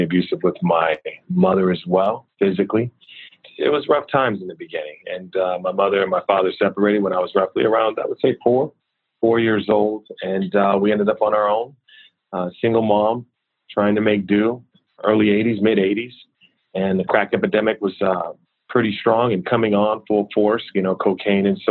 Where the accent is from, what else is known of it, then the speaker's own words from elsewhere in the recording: Richmond, California, United States; I grew up in Richmond, California